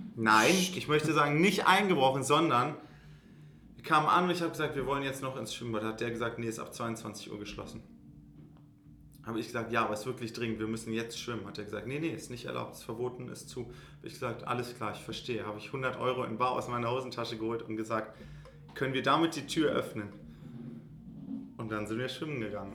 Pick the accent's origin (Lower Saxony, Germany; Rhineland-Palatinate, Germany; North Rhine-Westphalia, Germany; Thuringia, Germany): Lower Saxony, Germany; Göttingen; wir sind in Göttingen aufgewachsen